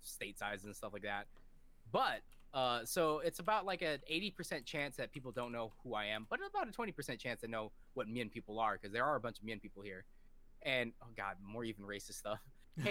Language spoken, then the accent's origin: English; Washington, United States; also born or lived in California / Thailand (parents) / Laos (parents); I'm from Washington